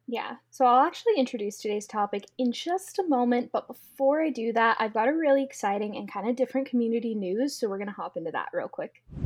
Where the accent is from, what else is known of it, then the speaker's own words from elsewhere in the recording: United States; the old culture you came from growing up in America